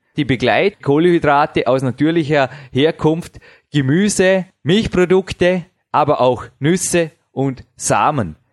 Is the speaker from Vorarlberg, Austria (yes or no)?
yes; Vorarlberg, Austria; accent: Vorarlberger Mundart; unsere wunderschöne Vorarlberger Mundart